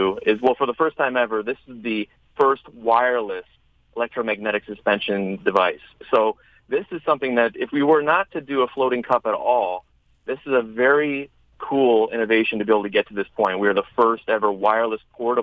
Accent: Chicago, Illinois, United States; Chicago, my hometown

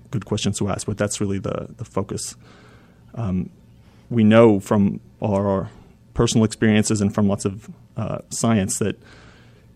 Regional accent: Vancouver, British Columbia, Canada; moved away as an adult; also born or lived in Baltimore; now in Chapel Hill, United States; I grew up in Vancouver and did my training, first training there

